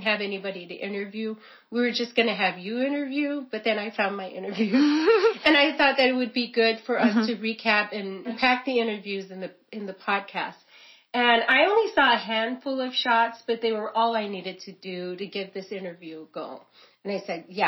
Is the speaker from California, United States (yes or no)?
yes; California, United States; I didn't grow up near the ocean, but I'm from California, and I would always go to the beach